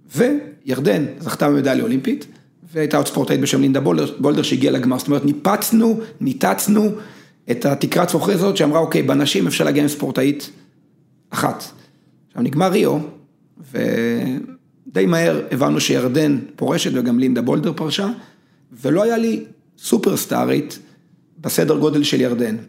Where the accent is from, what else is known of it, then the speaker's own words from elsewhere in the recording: Israel; בנתה אותי בצורה מאוד מיוחדת כישראלי. אני בן לניצולי שואה